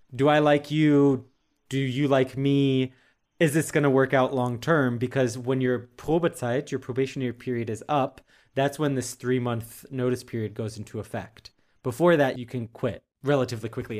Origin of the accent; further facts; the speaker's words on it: United States; moved away as an adult; now in Europe; being an American working in the tech industry in Europe